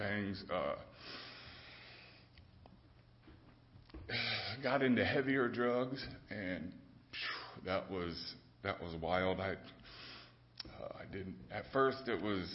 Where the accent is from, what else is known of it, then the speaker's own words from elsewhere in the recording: Fort Wayne, Indiana, United States; I grew up here in Fort Wayne